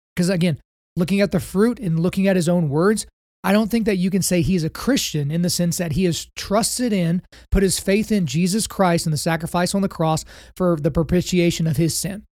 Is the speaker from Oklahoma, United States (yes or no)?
yes; Oklahoma, United States; I grew up in Oklahoma. So just by virtue of the fact that I was born on this beautiful red clay